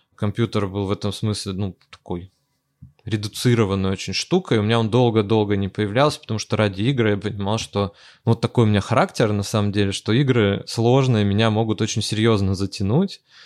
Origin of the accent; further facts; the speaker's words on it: Arkhangelsk, Arkhangelsk Oblast, Russia; я из Архангельска